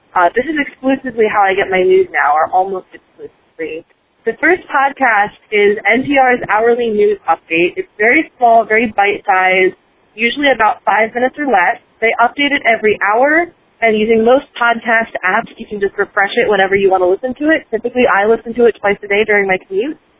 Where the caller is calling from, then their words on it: Lumberton, North Carolina, United States; I am calling from Lumberton, North Carolina